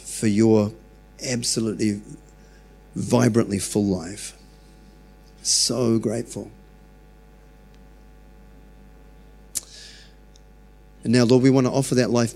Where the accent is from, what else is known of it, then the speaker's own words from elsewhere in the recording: New Zealand; I'm so glad I was born in New Zealand.